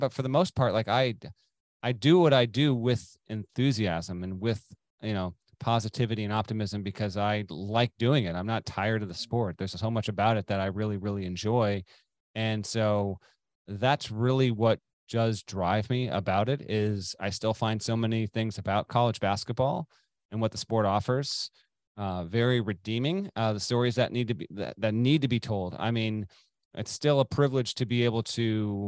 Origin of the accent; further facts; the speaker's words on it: Vermont, United States; now in Connecticut, United States; I grew up in Vermont.